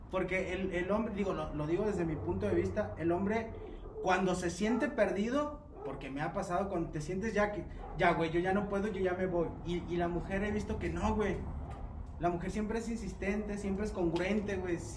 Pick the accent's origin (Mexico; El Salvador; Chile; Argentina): Mexico; que en realidad a veces como seres humanos y más como mexicanos vemos a veces a las mujeres